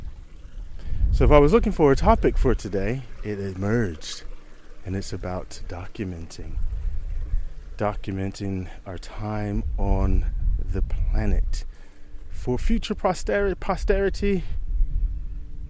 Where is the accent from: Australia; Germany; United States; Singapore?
United States; moved away as an adult; now in Southam, United Kingdom; I'm an American transplant here in Southam. I've been living in Southam actually 16 years